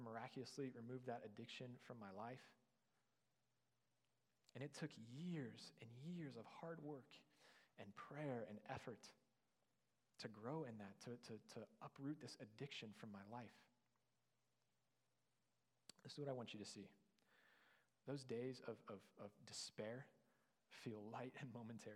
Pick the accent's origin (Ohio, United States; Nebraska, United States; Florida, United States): Ohio, United States; near Canton; moved away; I was on co-op back home in my hometown near Canton, Ohio